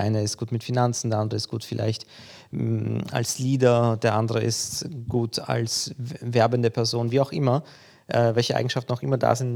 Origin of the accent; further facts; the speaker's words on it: Vienna, Austria; also born or lived in Poland; Ich bin in Polen geboren, bin mit vier Jahren, vier, fünf Jahren nach Wien gezogen und habe hier die Schule besucht